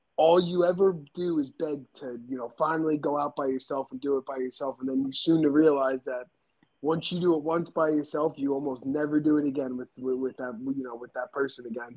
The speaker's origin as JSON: {"language": "English", "region": "New Jersey", "country": "United States", "tie": "born or raised there", "said": "I grew up on the East Coast, um, you know, in New Jersey."}